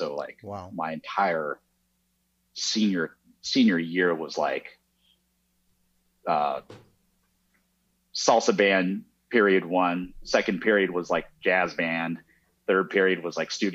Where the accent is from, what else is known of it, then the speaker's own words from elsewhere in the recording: Fresno, California, United States; moved away as an adult; also born or lived in Osaka, Japan / New York City; now in Los Angeles, United States; I grew up in Central California in Fresno